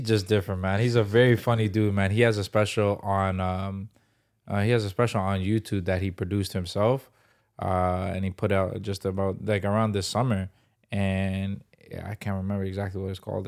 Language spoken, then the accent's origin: English; Toronto, Ontario, Canada; moved away as an adult; also born or lived in Vancouver; I'm from Toronto originally